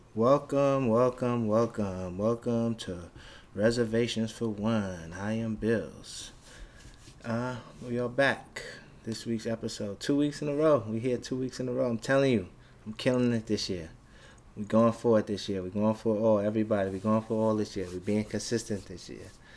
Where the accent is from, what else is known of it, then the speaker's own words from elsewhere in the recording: New York City, New York, United States; I'm from Brooklyn, Bed-Stuy